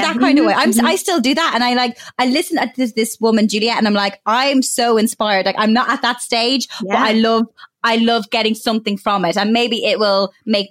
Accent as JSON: {"language": "English", "country": "Ireland", "tie": "born or raised there", "said": "growing up in Ireland"}